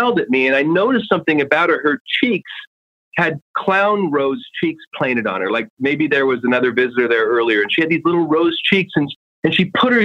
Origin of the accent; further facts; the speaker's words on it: Oregon, United States; I grew up in Oregon and grandma had a simple wooden stove that she cooked on.